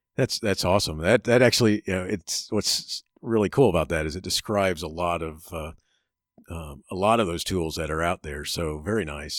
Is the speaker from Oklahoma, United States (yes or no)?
no; Florida, United States; also born or lived in Chicago; I grew up in Florida